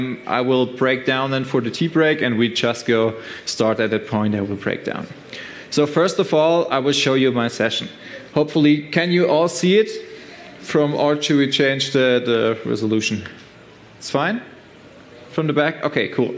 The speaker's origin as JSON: {"language": "English", "town": "Stuttgart", "region": "Baden-Württemberg", "country": "Germany", "said": "I'm from Germany, Stuttgart"}